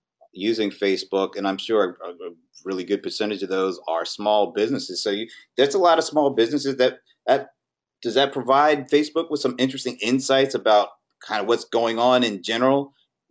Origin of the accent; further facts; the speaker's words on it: Atlanta, Georgia, United States; my hometown, Atlanta